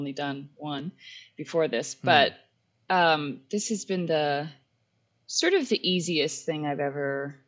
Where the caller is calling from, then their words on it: Manitoba, Canada; I am calling from Riding Mountain National Park in Manitoba.